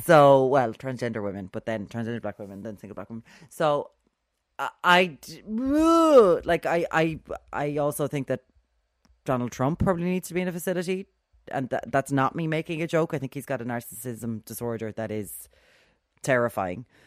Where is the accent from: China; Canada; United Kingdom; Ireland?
Ireland; We have a Celtic heritage here in this country